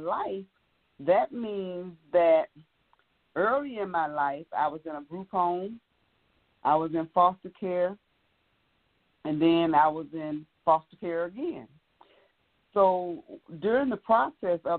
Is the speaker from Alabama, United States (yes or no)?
yes; Birmingham, Alabama, United States; now in Lithonia, United States; I'm from Birmingham, Alabama, but right now I'm living in Lithonia, Georgia